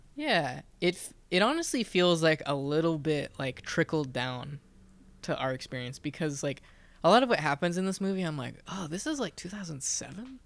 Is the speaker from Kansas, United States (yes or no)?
yes; Lawrence, Kansas, United States; I'm from Lawrence, Kansas